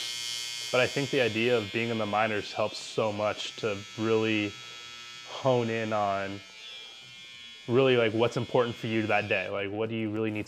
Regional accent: San Diego, California, United States; born and raised in San Diego, like beautiful, great city

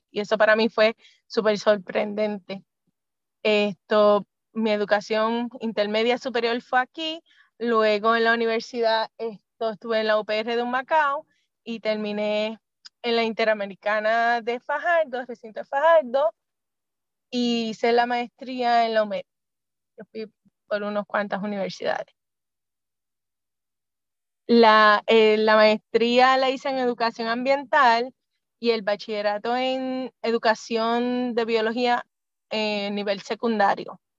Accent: Germany; born there; yo nací en Alemania, realmente porque mi papá era militar y en mi casa somos cinco hermanas y pues nos repartieron así el nacimiento por el mundo y a mí me tocó en Alemania

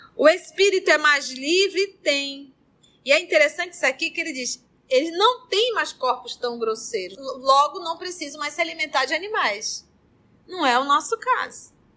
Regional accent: Barés, Amazonas, Brazil; Aqui nós, os barés

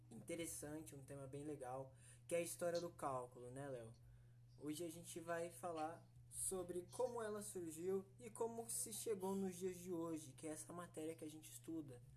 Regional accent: São Paulo, Brazil; now in Panorama, Brazil; eu tenho 20 anos de idade, sou da cidade de Panorama, né? Mas eu nasci em São Paulo.

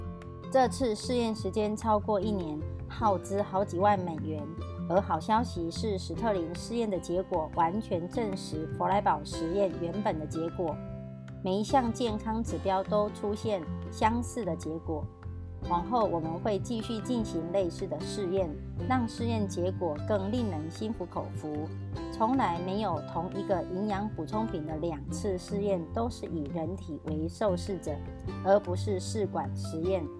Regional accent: Miaoli, Miaoli County, Taiwan

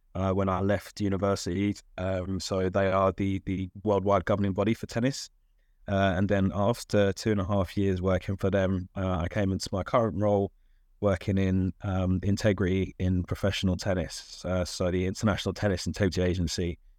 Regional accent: London, United Kingdom; I'm from South London, uh, and still live in South London, actually.

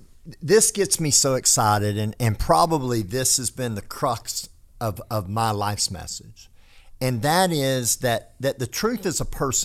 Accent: Texas, United States; accent: hick; I do talk like a hick, but that's environmental, not genetic. That's because I was raised in North Texas.

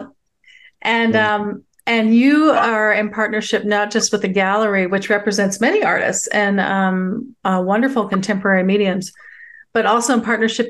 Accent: Tacoma, Washington, United States; born there; also born or lived in Northern King County / Snohomish County / Bellingham; I was born in Tacoma. I think you learned this from listening to some of the episodes, but I was born on McCord Air Force Base.

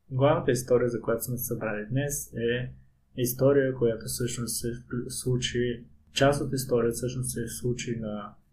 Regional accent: Pleven, Pleven Province, Bulgaria; Аз бях на моят рожден ден в моя роден град Плевен

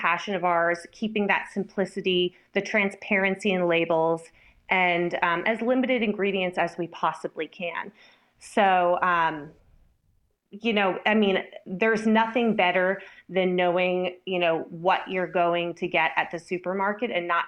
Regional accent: East Coast, United States; moved away; I'm originally from the East Coast

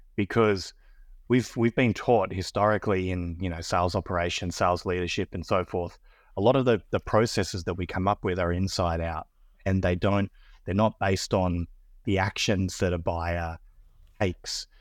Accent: Australia; accent: Australian; moved away as an adult; now in Austin, United States; I'm Australian, as you can probably tell by my, by my accent, but I'm based here in, based here in Austin, Texas. I've been in the United States for about nine years.

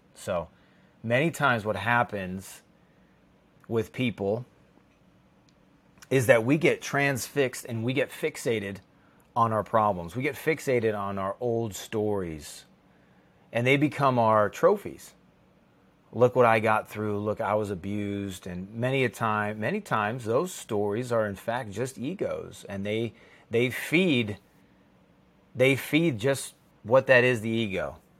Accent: Chicago, Illinois, United States; I grew up in the Chicago area, and we have lakes. That's what we have. If you're on the coast or you're on in the ocean, it's a different world, but in the Midwest, we have lakes.

